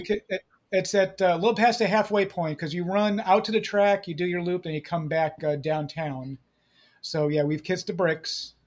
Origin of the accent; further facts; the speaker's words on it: Chicago, Illinois, United States; moved away; I'm originally from the Chicago area